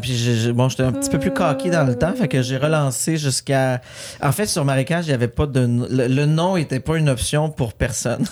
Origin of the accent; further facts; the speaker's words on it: Saint-Armand, Quebec, Canada; j'ai tourné plusieurs films sur la ferme familiale. C'était vraiment un retour aux sources.